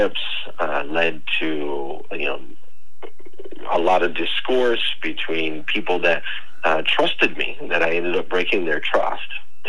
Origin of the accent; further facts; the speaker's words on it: Arizona, United States; moved away as an adult; now in Kentucky, United States; I've been in Kentucky for the last 15 years. But prior to that, I grew up in Arizona